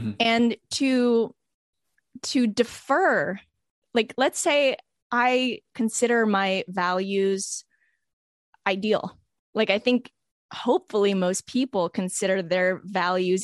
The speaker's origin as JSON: {"language": "English", "country": "Canada", "tie": "born or raised there", "accent": "Canadian", "said": "I grew up in Canada"}